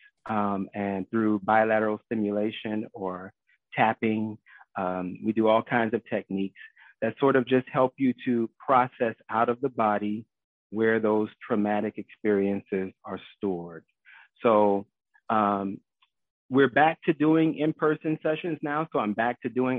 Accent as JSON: {"language": "English", "town": "Miami", "region": "Florida", "country": "United States", "tie": "born or raised there", "said": "I am a South Florida native, born and raised in Miami, but, you know, currently serving the Broward County area"}